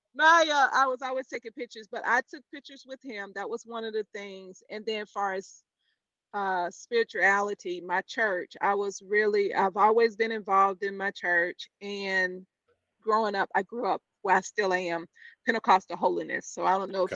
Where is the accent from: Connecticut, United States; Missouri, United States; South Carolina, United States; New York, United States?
South Carolina, United States; Chester; now in Charlotte, United States; hometown, Chester, South Carolina